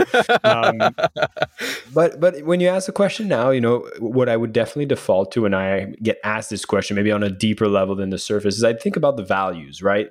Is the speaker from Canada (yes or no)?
yes; Canada; we're Canadian